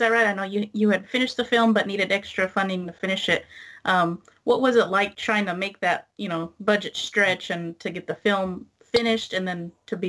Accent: Texas, United States; I'm from Texas. He hates Texas because I'm from Texas. So it's a New York-Texas thing we've got going on here.

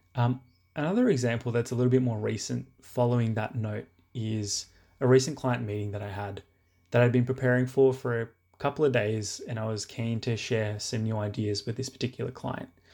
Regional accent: Sydney, New South Wales, Australia; I'm from Sydney. I was born in Australia, but I come from a Fijian Indian background.

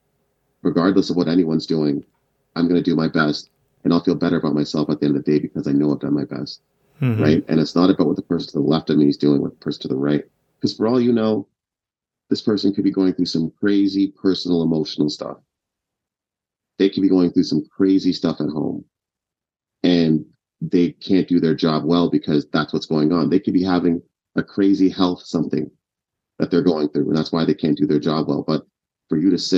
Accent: Ottawa, Ontario, Canada; English is a second language; also born or lived in Kenya / Uganda; I moved here when I was 5. I didn't speak proper English till I was about like 10, 11 years old

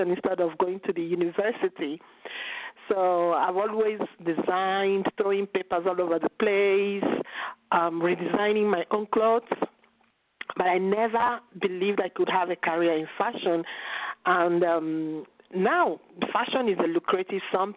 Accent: Nigeria; moved away as an adult; now in Italy; growing up in Nigeria, my family didn't consider fashion something that was intellectual enough.

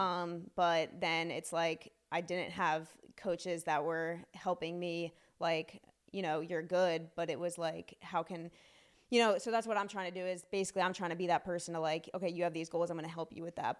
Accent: Silver Spring, Maryland, United States; also born or lived in Frederick County, Maryland; I grew up in Silver Spring until about fifth grade

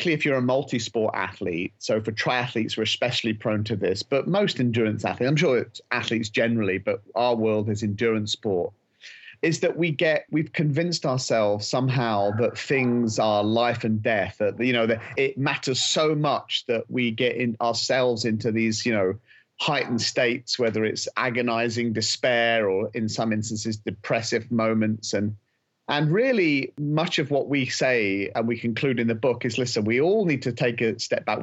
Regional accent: England, United Kingdom; we're both British. I'm English

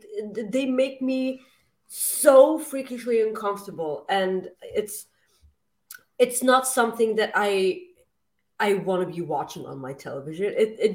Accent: Winnipeg, Manitoba, Canada; I'm from Winnipeg.

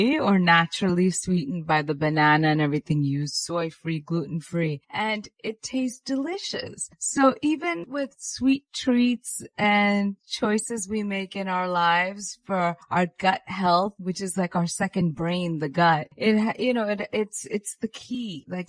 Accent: India; I'm Indian, so we give. It was our New Year's.

